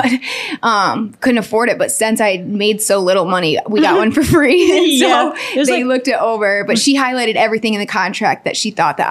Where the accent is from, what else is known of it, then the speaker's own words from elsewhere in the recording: Michigan, United States; moved away as an adult; now in Nashville, United States; I was in LA too, and I'm from Michigan.